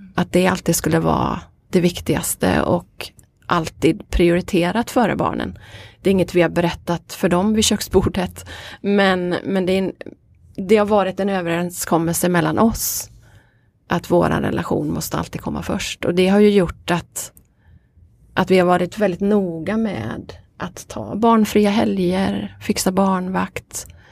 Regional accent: Veddige, Halland County, Sweden; also born or lived in Varberg; Jag kommer från Veddige.

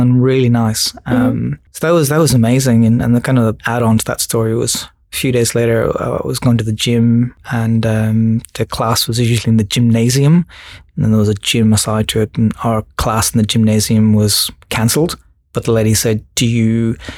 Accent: Ireland; moved away as an adult; also born or lived in Sydney / Kununurra; now in Australia; I'm Irish, and just growing up in Ireland and going to design school in Ireland

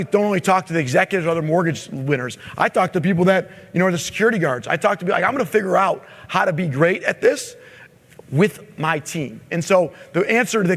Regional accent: Michigan, United States; I'm from Michigan

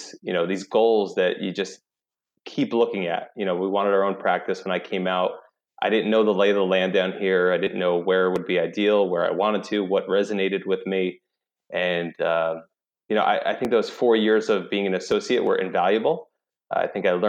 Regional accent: New York, United States; moved away as an adult; now in South Carolina, United States; originally I'm from New York

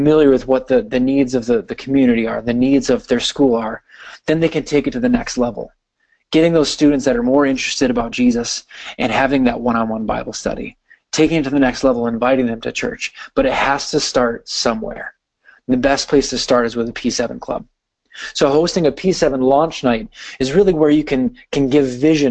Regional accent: Wisconsin, United States; I'm from Wisconsin, and I live very close to Green Bay, so you can imagine I live in Packer country

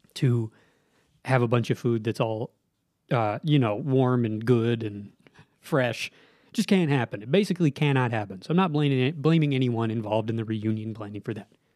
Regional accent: Southern Nevada, United States; moved away as an adult; now in Utah, United States; I grew up in Southern Nevada

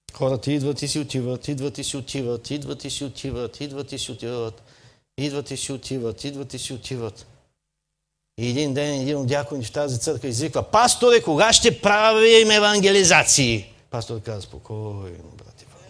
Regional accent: Burgas, Burgas Province, Bulgaria; аз съм от Бургас, не съм от Шумен

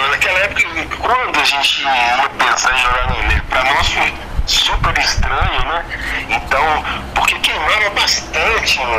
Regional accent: Belo Horizonte, Minas Gerais, Brazil; also born or lived in Montes Claros, Minas Gerais; eu nasci em Montes Claros, é, Minas Gerais, mas ah. eu vivi. Eu fui há como seis meses para Belo Horizonte e nunca mais saí de Belo Horizonte. Mas eu sou de Norte Minas, de Montes

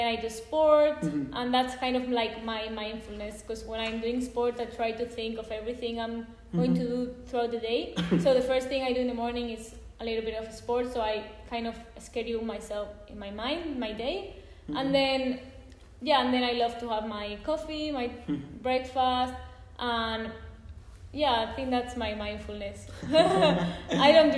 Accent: Alicante, Valencian Community, Spain; also born or lived in London; I'm doing it from Spain, from my home in Alicante

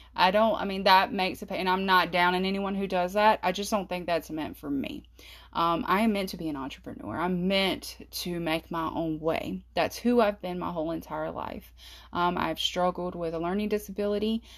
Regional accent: South Carolina, United States; I'm from South Carolina

